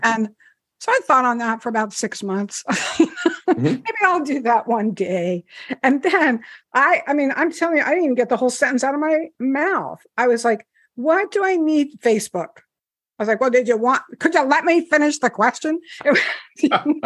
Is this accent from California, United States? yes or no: no; New Jersey, United States; I'm from New Jersey.